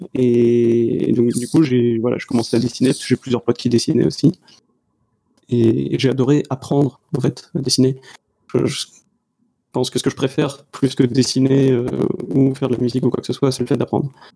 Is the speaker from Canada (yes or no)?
no; Brittany, France; je suis breton